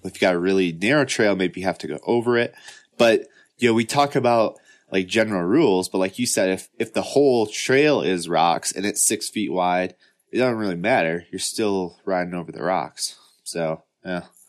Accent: Midwest, United States; I grew up in the Midwest

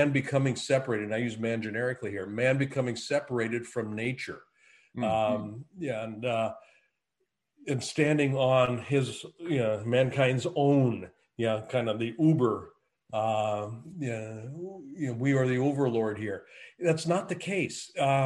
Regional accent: Eugene, Oregon, United States; moved away as an adult; also born or lived in Netherlands / Japan; I grew up in the Willamette Valley. Eugene, Springfield, Oregon

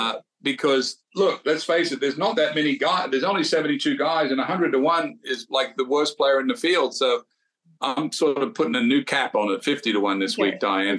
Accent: Australia; moved away; a big tournament coming to my home country like Australia

